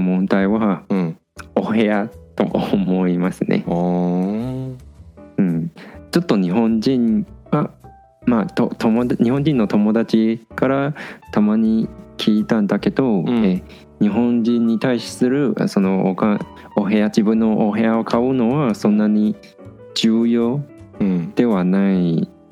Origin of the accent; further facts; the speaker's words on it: Taiwan; moved away as an adult; now in Japan; ほとんど台湾に戻った時